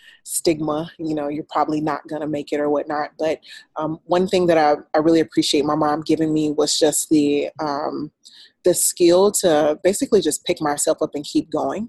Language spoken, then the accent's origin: English; Troy, Alabama, United States; moved away as an adult; I'm originally from Alabama, Troy, Alabama. It's a very small town. After high school, I went to the Air Force